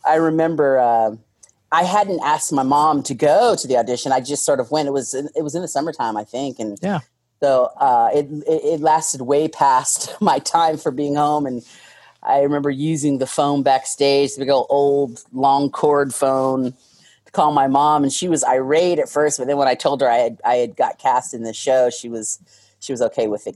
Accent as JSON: {"language": "English", "town": "Tacoma", "region": "Washington", "country": "United States", "tie": "born or raised there", "also_born_or_lived": "Bellingham, Washington / New York", "moved": "as an adult", "said": "I grew up in UP, which when I was growing up, it was still Tacoma."}